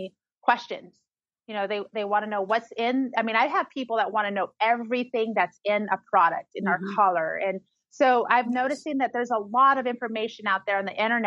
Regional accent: Oasis, California, United States; moved away as an adult; also born or lived in El Monte, Los Angeles / Orange County; now in Joshua Tree, United States; Originally, I'm from El Monte in Los Angeles, but I was raised in the low desert, like in this little farming community called Oasis in the Coachella Valley.

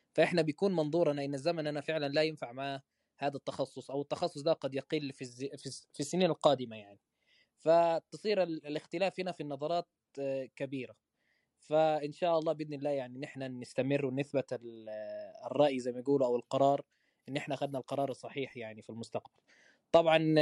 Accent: Medina, Medina Province, Saudi Arabia; accent: Saudi; also born or lived in Malaysia; انا مصري آه، من مواليد المدينه الحمد لله مدينه منوره وعايش حياتي هنا في المدينه في السعوديه طيله الحمد لله النشأة

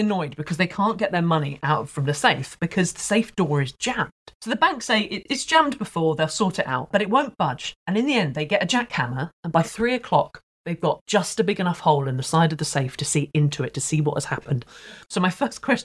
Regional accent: Isle of Wight, South East England, United Kingdom; I'm from the Isle of Wight

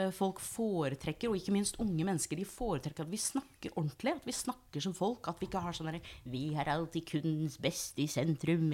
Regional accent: United States; Norwegian is a second language; now in Norway; jeg er opprinnelig amerikaner

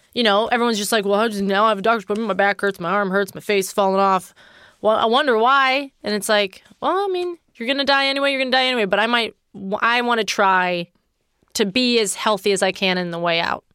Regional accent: Pittsburgh, Pennsylvania, United States; I recorded it in Pittsburgh, Pennsylvania, my hometown

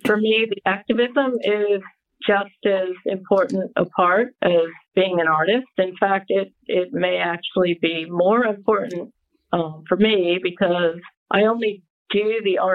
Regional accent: Connecticut, United States; moved away as an adult; also born or lived in Rhode Island / New York City / Sydney / Los Angeles; grew up outside of, in Connecticut, believe it or not, which I was 45 minutes outside of New York City

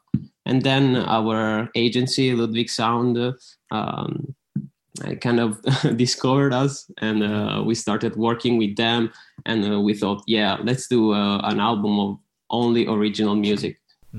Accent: Rome, Lazio, Italy; we are from Italy, Rome.

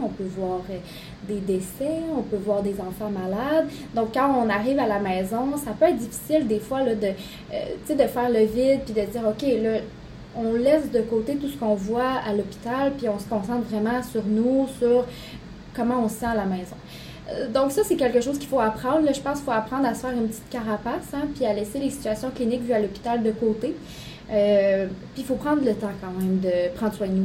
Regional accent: Saguenay, Quebec, Canada; now in Quebec City, Canada; ma famille n'est plus au Saguenay

